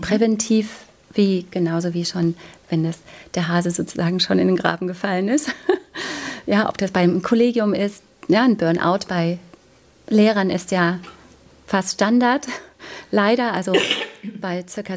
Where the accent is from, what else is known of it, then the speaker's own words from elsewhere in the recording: East Germany, Germany; Ich bin in der DDR aufgewachsen